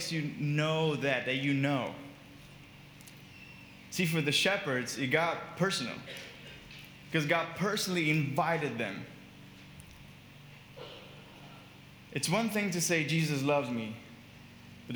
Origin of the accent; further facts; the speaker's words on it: Brazil; moved away as an adult; also born or lived in Miami, United States / Boston, United States; When I was 19, I moved from Brazil to US to study